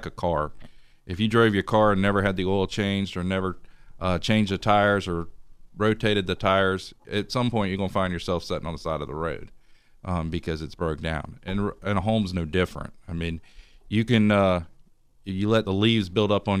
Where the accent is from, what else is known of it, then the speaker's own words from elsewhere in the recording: Ocala, Florida, United States; moved away as an adult; now in Tallahassee, United States; originally I'm from Ocala, Florida. I moved here to go to school at FSU